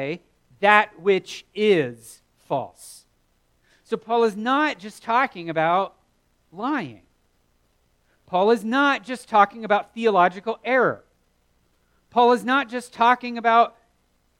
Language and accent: English; the South, United States; growing up in the South